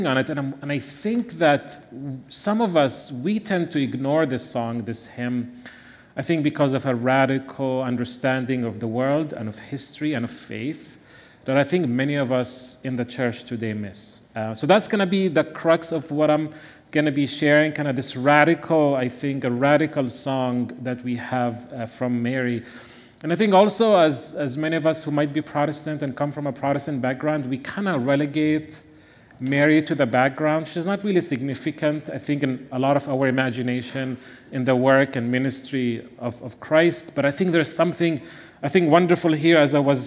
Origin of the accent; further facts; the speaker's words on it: Bethlehem, West Bank, Palestine; moved away; I also happen to be from the little town of Bethlehem